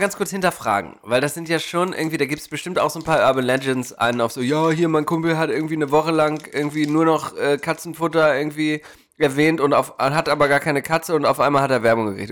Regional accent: Germany; now in United States; bei uns läuft aber einiges daneben

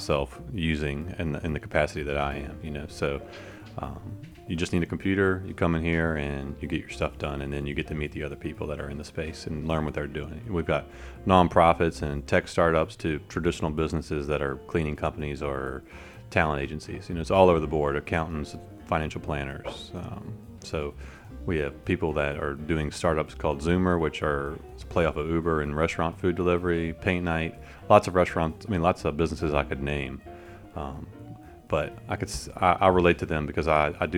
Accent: Richmond, Virginia, United States; I'm from Richmond, and I really like Richmond

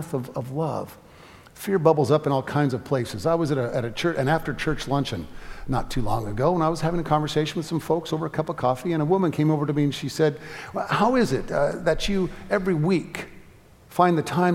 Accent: California, United States; moved away as an adult; also born or lived in Atlanta; I'm from California, where a storage shack in your backyard goes for $1 million if it's got a view

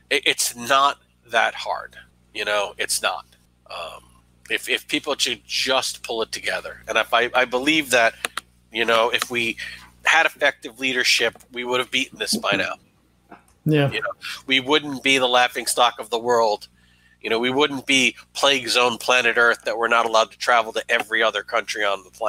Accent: New York, United States; as a New Yorker.

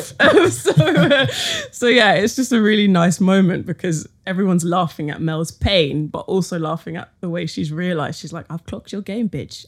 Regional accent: London, United Kingdom; being like a young woman born in London

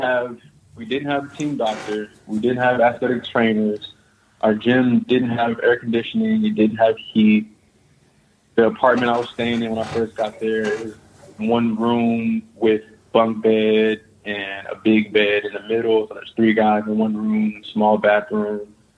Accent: Houston, Texas, United States; moved away as an adult; now in Russia; I'm from Houston

